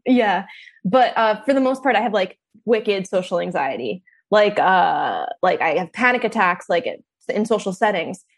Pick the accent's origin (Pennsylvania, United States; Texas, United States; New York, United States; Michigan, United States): New York, United States; New York City; moved away as an adult; also born or lived in Brooklyn; now in Austin, United States; I'm like from New York City, from that area.